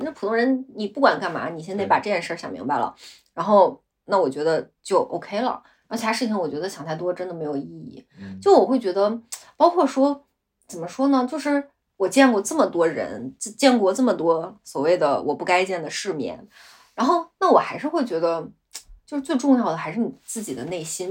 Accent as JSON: {"language": "Chinese", "region": "Gansu", "country": "China", "moved": "yes", "lives_now": "Beijing, China", "said": "我老家是甘肃的，就我父母都是嗯。甘肃人"}